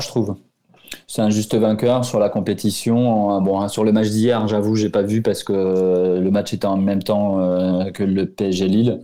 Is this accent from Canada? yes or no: no; Portugal; en tant que Portugais